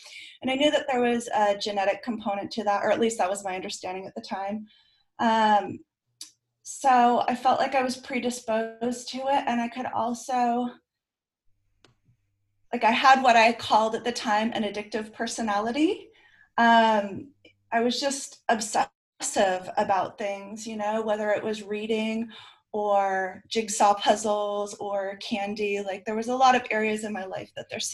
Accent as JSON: {"language": "English", "area": "Bay Area", "region": "California", "country": "United States", "tie": "born or raised there", "lives_now": "Sacramento, United States", "said": "I grew up in the Bay Area"}